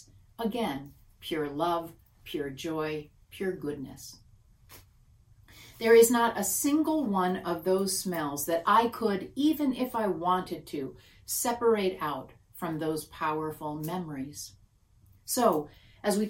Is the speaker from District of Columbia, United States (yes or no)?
no; Michigan, United States; I grew up in Michigan